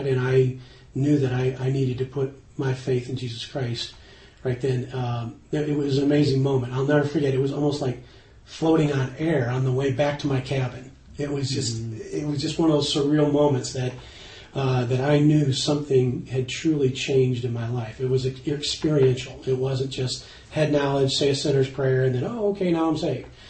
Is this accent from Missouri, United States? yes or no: yes; St. Louis, Missouri, United States; I grew up in St. Louis, Missouri.